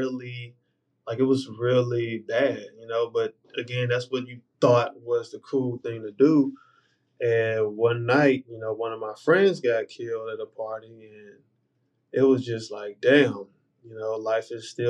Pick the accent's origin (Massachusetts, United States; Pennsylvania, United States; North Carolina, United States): North Carolina, United States; Charlotte; growing up in Charlotte